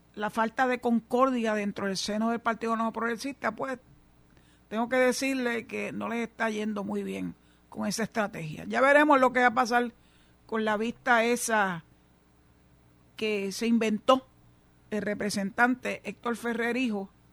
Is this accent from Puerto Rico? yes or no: yes; Cabo Rojo, Puerto Rico; el alcalde de Cabo Rojo, mi pueblo